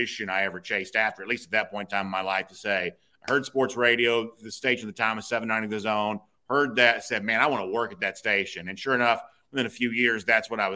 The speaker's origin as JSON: {"language": "English", "town": "Gainesville", "region": "Georgia", "country": "United States", "tie": "born or raised there", "lives_now": "Alpharetta, United States", "said": "so I grew up in Hall County. I went to Johnson High School and lived"}